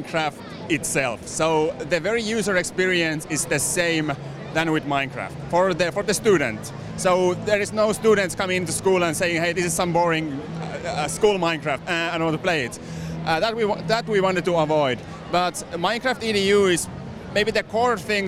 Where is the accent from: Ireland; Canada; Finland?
Finland; I'm from Finland